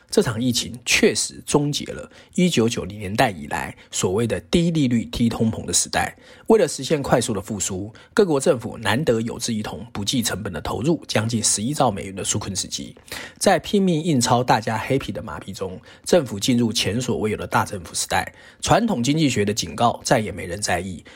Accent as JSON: {"language": "Chinese", "country": "Taiwan", "tie": "born or raised there", "said": "在台湾长大的我们"}